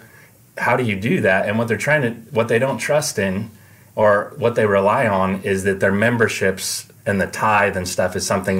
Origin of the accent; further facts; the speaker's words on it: United States; I'm an American.